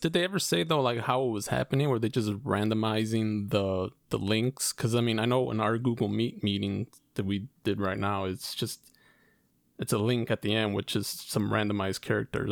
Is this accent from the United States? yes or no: yes; Chicago, Illinois, United States; we're from Chicago